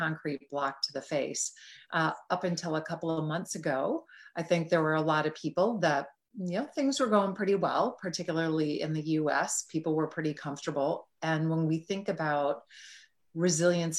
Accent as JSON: {"language": "English", "town": "Green Bay", "region": "Wisconsin", "country": "United States", "tie": "born or raised there", "moved": "yes", "said": "I grew up just outside of Green Bay, Wisconsin."}